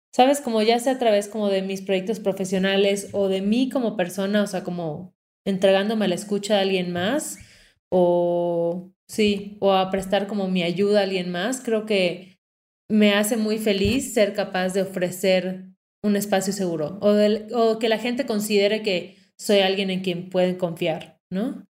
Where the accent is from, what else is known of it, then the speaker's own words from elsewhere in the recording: Mérida, Yucatán, Mexico; moved away as an adult; now in Mexico City, Mexico; Nací en Mérida, Yucatán, en 1988, en la época de verano, cerca del mar, y tuve una infancia muy feliz